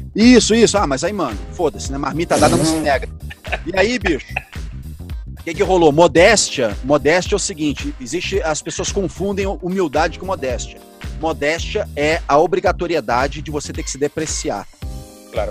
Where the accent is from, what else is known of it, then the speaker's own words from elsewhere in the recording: Rio de Janeiro, Brazil; moved away as an adult; now in São Paulo, Brazil; Penha, que é a minha quebrada, onde eu morava no Rio de Janeiro